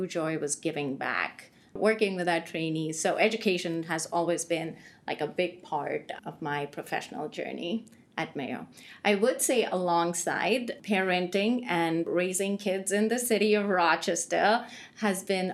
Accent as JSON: {"language": "English", "country": "India", "tie": "born or raised there", "moved": "as an adult", "lives_now": "United States", "said": "I grew up most of my earlier life, first two decades, so I grew up in India"}